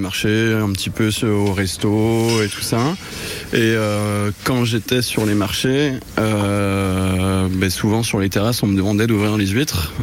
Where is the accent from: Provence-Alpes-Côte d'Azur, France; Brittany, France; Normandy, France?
Brittany, France; La Trinité-sur-Mer; also born or lived in Pontivy; now in Clermont-Ferrand, France; Je suis né en centre-Bretagne, à Pontivy, et j'ai vite euh, migré sur euh, Bretagne Sud, enfin Morbihan Sud, à la Trinité-sur-Mer